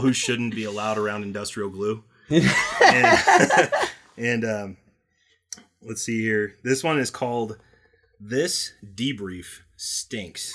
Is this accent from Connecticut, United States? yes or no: yes; Connecticut, United States; I'm from Connecticut